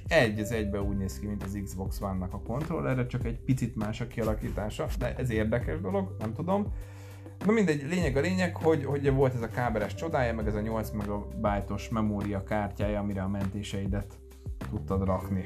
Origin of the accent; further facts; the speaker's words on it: Kecskemét, Bács-Kiskun, Hungary; moved away; nálam otthon Kecskeméten